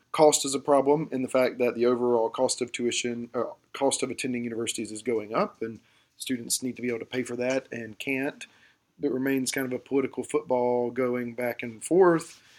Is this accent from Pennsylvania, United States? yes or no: no; Georgia, United States; where I grew up in Georgia, the classic example of this was we had the Hope Scholarship